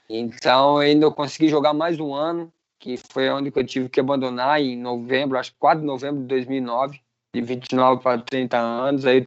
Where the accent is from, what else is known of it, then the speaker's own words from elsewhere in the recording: Gaspar, Santa Catarina, Brazil; Sou da cidade de Gaspar, no lado de Brusque.